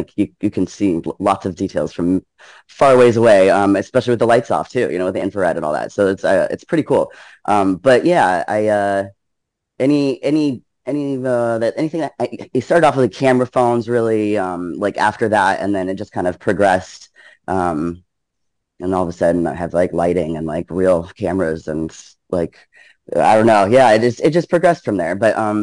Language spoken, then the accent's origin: English; Canada; moved away; I grew up in Canada, actually.